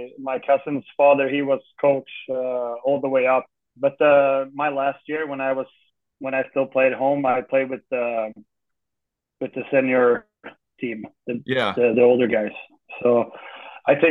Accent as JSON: {"language": "English", "town": "Guldsmedshyttan", "region": "Örebro County", "country": "Sweden", "tie": "born or raised there", "moved": "yes", "said": "I was born in Örebro, but I'm from Guldsmedshyttan."}